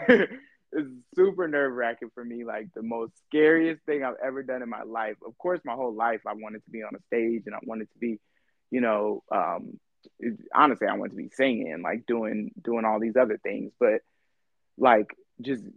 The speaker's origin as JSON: {"language": "English", "region": "California", "country": "United States", "moved": "as an adult", "lives_now": "Houston, United States", "said": "I'm from California"}